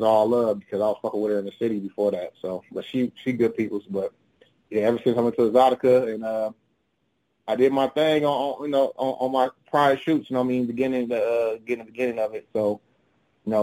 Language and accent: English; Chicago, Illinois, United States; I am originally from Chicago, Illinois.